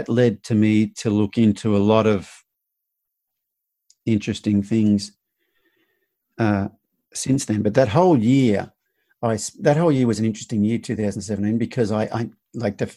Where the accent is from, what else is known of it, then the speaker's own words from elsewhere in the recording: Australia; now in United States; growing up in Australia, my generation, you're taught boys don't cry